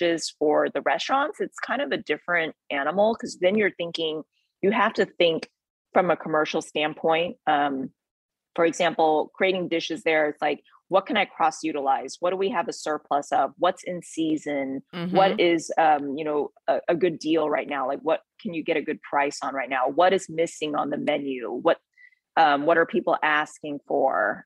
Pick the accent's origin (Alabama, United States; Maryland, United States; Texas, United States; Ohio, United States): Texas, United States; I'm from Texas